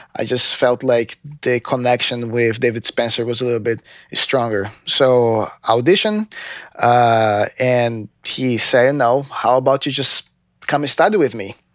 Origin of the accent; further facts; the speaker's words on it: João Pessoa, Paraíba, Brazil; English is a second language; moved away as an adult; also born or lived in Recife; I'm actually from Recife, but I lived in João Pessoa for most of my life